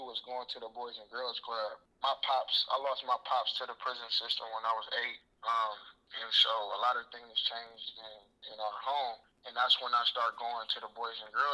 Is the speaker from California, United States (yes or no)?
yes; Oakland, California, United States; Oakland, California, man. I'm from the Bay. Born and raised in Oakland